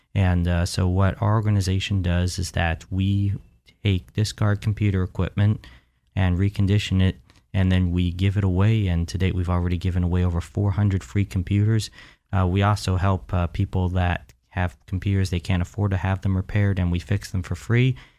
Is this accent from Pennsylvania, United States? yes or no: no; Central Florida, United States; I was born, raised right here in Central Florida